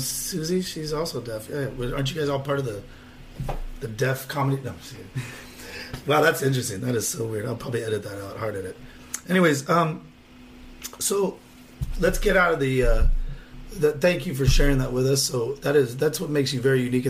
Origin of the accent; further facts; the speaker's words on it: Whittier, California, United States; from where I grew up in Lobby, and Whittier.